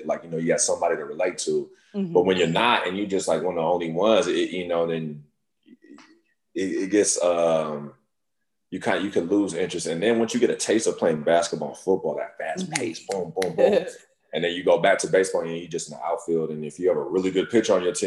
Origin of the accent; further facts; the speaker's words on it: Inland Empire, California, United States; also born or lived in Philadelphia, Pennsylvania / Pasadena / Carson; I was born in Philly, but raised in the Inland Empire